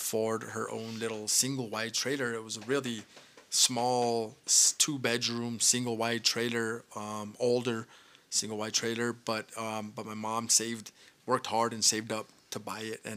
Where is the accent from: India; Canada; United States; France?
United States; Española, New Mexico; I was born and raised here in Espanola, New Mexico.